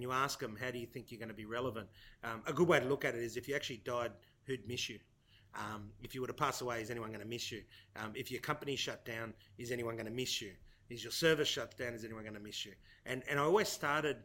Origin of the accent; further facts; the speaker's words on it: Australia; I'm a son of migrants. My parents migrated here many years ago from Italy, Sicily. I'm the youngest of three. I was born in Australia.